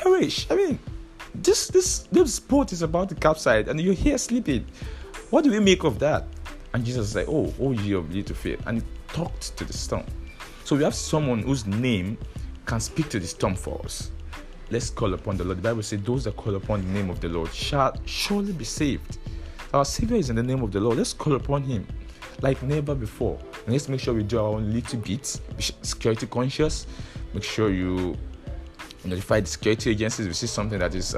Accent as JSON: {"language": "English", "country": "Nigeria", "said": "I understand the frustration of being a Nigerian"}